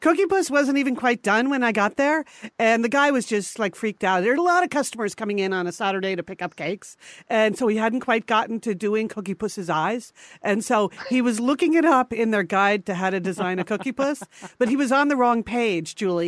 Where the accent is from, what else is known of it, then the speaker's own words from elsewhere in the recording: Connecticut, United States; we grew up in Connecticut